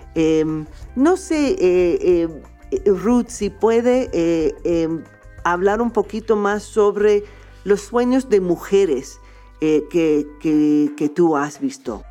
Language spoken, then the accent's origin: Spanish; small town outside New York, United States; Spanish is a second language; yo vivía en, un pueblo bastante pequeño afuera de Nueva York